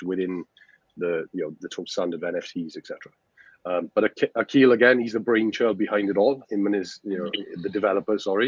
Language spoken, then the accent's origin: English; Wales, United Kingdom; now in Spain; I'm from Wales, a small village in Wales in the UK